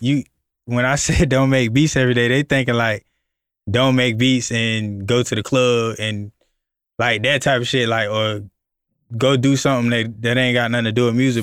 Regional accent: Florida, United States; I'm from Florida

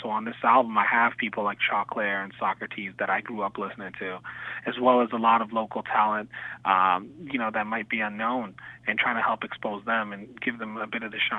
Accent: Canada; being Canadian

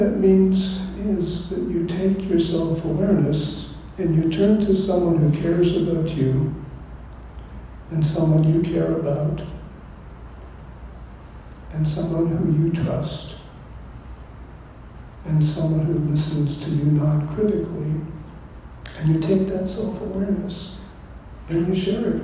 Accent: California, United States; I come from California, which is the West

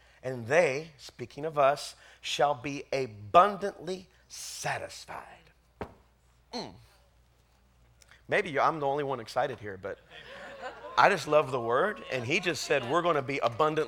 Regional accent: the South, United States; I grew up in the South

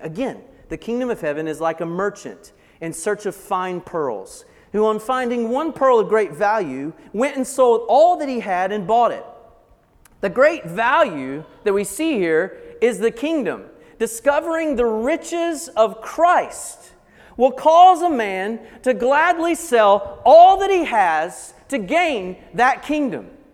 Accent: Blue Ridge Mountains of North Carolina, United States; I grew up in the Blue Ridge Mountains of North Carolina, so probably the accent will give that away

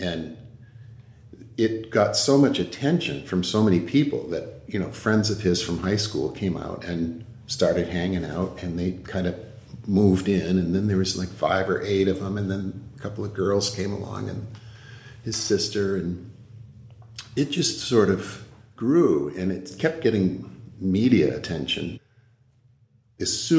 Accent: Hyannis, Massachusetts, United States; moved away as an adult; also born or lived in West Bridgewater, Massachusetts / Attleboro, Massachusetts / Centerville, Massachusetts; now in Northfield, United States; we settled in Hyannis, where I was pretty much raised from the age of 3 until I left home

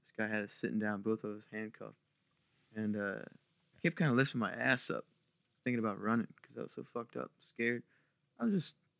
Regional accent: Maryland, United States; Well, I grew up down in Eastern Shore, Maryland.

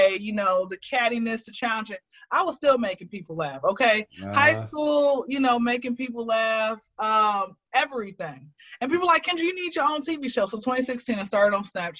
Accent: Atlanta, Georgia, United States; I am from Atlanta. I've been here since I was zero

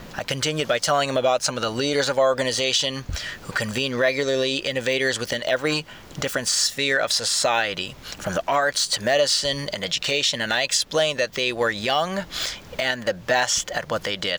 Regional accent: San Clemente, California, United States; I grew up in San Clemente

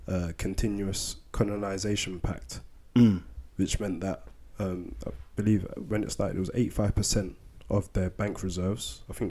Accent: United Kingdom; also born or lived in Sierra Leone; I was born in Sierra Leone anyway. Exactly. But despite that, like, all my life, my childhood, and my adult life has been spent here. Like, I came over here when I was one.

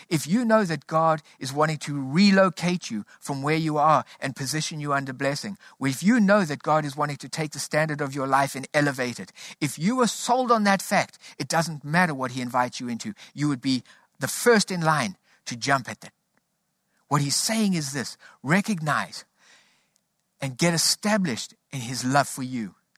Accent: South Africa; Growing up in South Africa, we grew up under a political system called apartheid

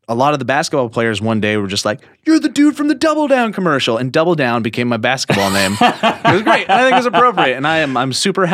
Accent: Columbia Falls, Montana, United States; also born or lived in Whitefish; I was born in Whitefish, Montana. But I grew up in Columbia Falls, Montana, which are around Kalispell, Montana, which is basically the front door of Glacier National Park in the northwest corner of Montana.

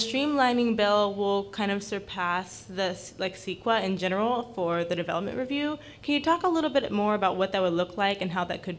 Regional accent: Sacramento, California, United States; moved away; also born or lived in Denver, Colorado; I'm an urban and regional planning student in the University of Colorado at Denver, but I'm here from Sacramento

